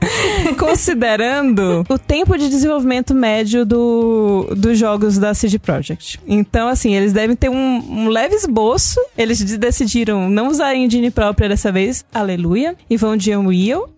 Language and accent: Portuguese; Brazil; nós, brasileiros